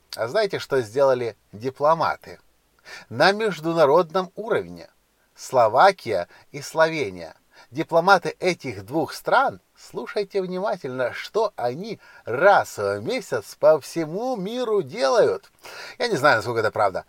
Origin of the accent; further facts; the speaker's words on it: Ukraine; я не из России, я из Украины